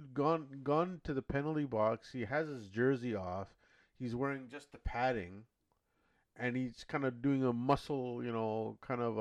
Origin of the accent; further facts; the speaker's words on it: Canada; I'm Canadian. I grew up on the sport